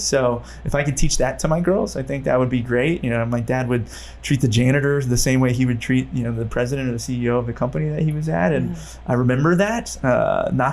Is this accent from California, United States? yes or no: yes; Modesto, California, United States; I grew up in Modesto